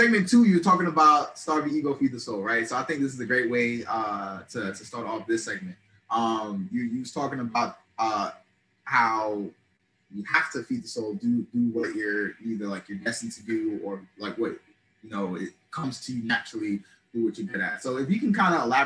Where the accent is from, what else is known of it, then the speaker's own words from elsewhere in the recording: Long Island, New York, United States; now in Norfolk, United States; We're both from New York.